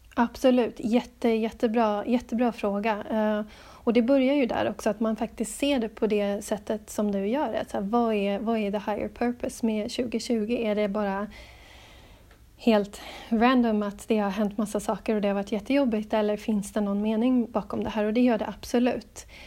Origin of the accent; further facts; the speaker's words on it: Stockholm, Stockholm County, Sweden; moved away as an adult; also born or lived in Gothenburg; now in Adelaide, Australia; jag är född i Göteborg, ehm, växte upp till stor del i Stockholm